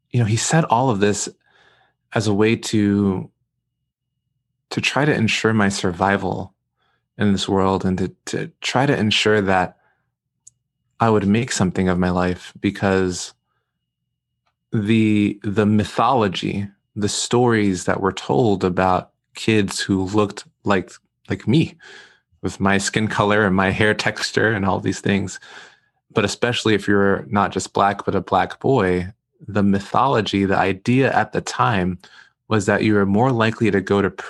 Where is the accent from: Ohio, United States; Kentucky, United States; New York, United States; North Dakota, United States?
New York, United States; New York City; I, I grew up in Brooklyn, New York, grew up in East Flatbush pre gentrification.